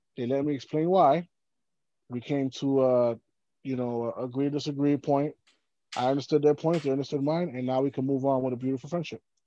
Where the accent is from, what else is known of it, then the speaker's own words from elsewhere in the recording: New York City, New York, United States; growing up in New York City